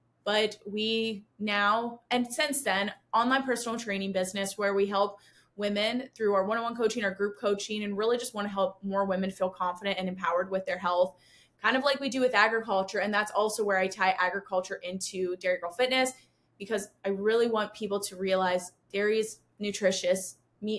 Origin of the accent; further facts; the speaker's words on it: Pennsylvania, United States; I grew up in Pennsylvania, was born into the dairy industry